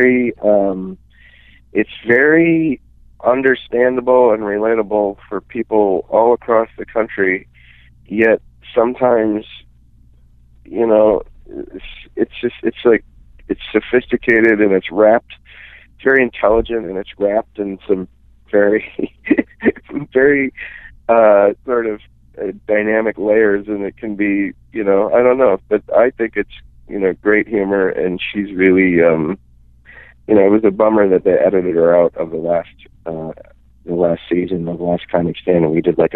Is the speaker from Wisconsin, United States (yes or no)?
yes; Menomonie, Wisconsin, United States; moved away as an adult; now in Minneapolis, United States; I'm from western Wisconsin in a town called Menominee.